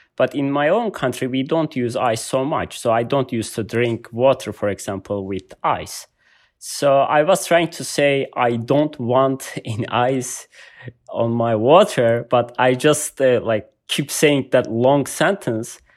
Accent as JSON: {"language": "English", "region": "Malatya", "country": "Turkey", "tie": "born or raised there", "second_language": "English", "moved": "as an adult", "lives_now": "United States", "said": "I was born in Turkey. It's, I can say, uh, my city in the middle of Turkey, uh, called Malatya"}